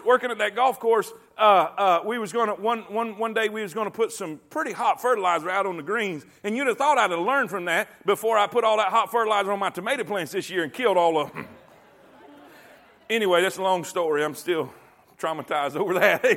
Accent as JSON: {"language": "English", "town": "Fort Pierce", "region": "Florida", "country": "United States", "tie": "born or raised there", "moved": "yes", "lives_now": "Coleman, United States", "said": "grew up in Fort Pierce, and it was right on the beach"}